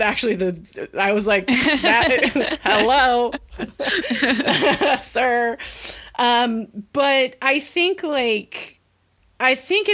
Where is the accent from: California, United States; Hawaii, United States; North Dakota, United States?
California, United States; as a Californian